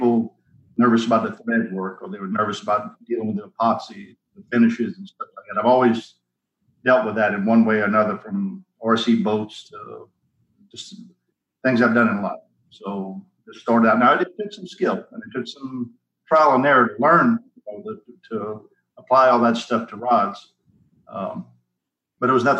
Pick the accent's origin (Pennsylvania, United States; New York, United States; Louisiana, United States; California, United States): Louisiana, United States; Port Barre; moved away as an adult; also born or lived in Jacksonville, Florida; I'm originally born and raised in Port Barry, which is around, you've never heard of it, Opelousas, Lafayette